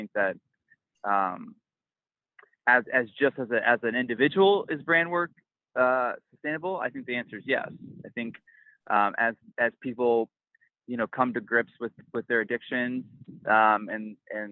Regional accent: Midwest, United States; now in New York City, United States; I grew up in the Midwest

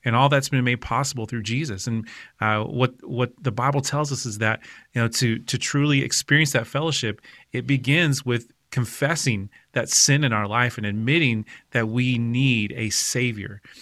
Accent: Oklahoma, United States; I grew up in Oklahoma

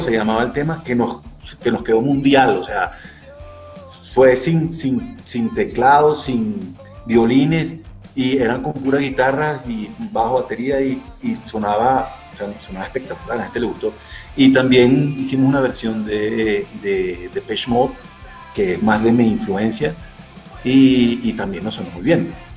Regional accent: Venezuela; accent: Venezuelan; moved away as an adult; now in Bogotá, Colombia; como se habrá podido dar cuenta por mi acento, aunque tengo tres años aquí en Colombia, soy venezolano

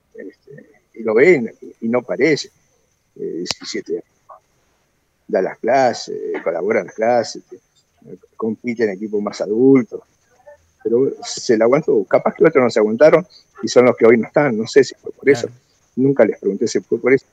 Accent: Salta, Argentina; yo soy meramente un sense medio gordito, salteño

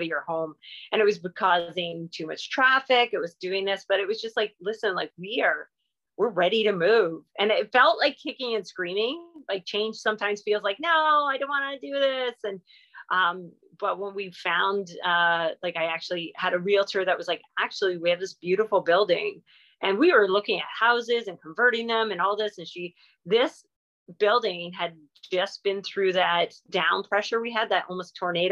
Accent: Southern Ontario, Canada; moved away as an adult; also born or lived in Eganville, Ontario; I'm from Southern Ontario and I've been here, you know, 17 years now

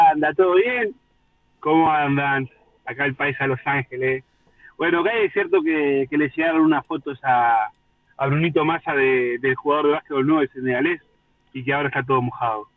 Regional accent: Montevideo, Uruguay; Soy capitalino

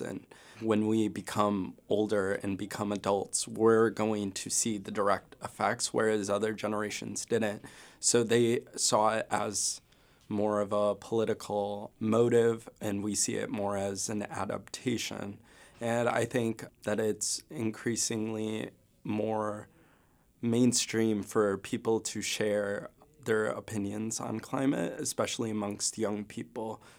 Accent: Rochester, New York, United States; moved away as an adult; now in Vermont, United States; I'm from Rochester, New York, originally

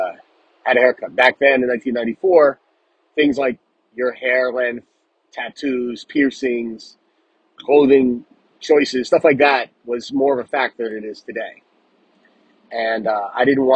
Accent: Rockland County, New York, United States; also born or lived in Bronx, New York / Stony Brook, New York; I grew up in Rockland County after we moved from the Bronx

